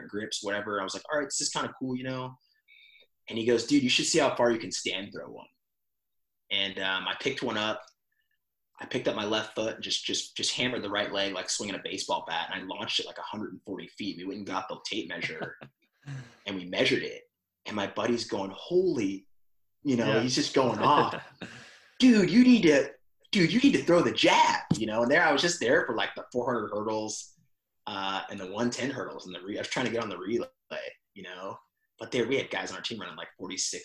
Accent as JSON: {"language": "English", "town": "San Diego", "region": "California", "country": "United States", "tie": "born or raised there", "also_born_or_lived": "Missouri", "moved": "as an adult", "lives_now": "Dallas, United States", "said": "growing up in North County, San Diego"}